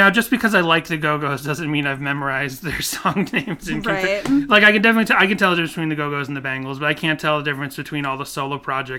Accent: Ireland; I'm Irish, by the way.

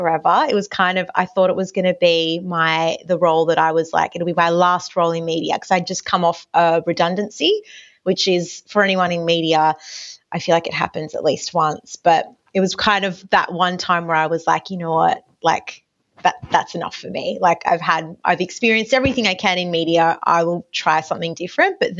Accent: Newcastle, New South Wales, Australia; I grew up in Newcastle. I was studying there at Newcastle Uni

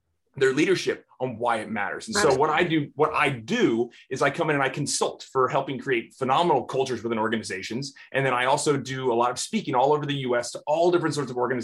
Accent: Houston, Texas, United States; here in my hometown of Houston, Texas

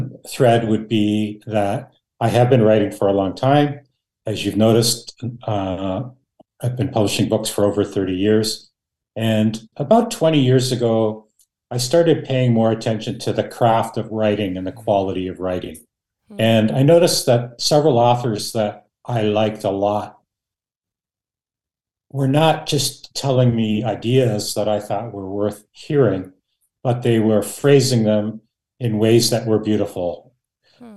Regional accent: Canada; born or raised there; first language Dutch; English is a second language

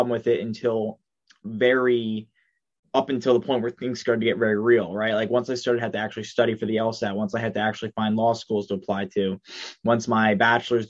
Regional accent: Long Island, New York, United States; I'm from Long Island, New York. That was where I was born. That's where I currently am now.

